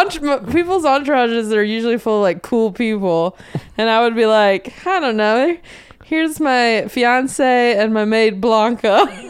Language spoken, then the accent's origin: English; North Carolina, United States; moved away as an adult; So I grew up in North Carolina, um, a small town outside of Charlotte